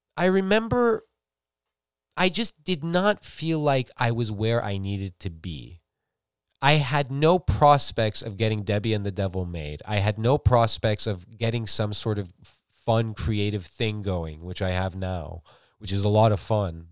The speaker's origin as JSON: {"language": "English", "country": "United States", "tie": "born or raised there", "said": "I grew up in America"}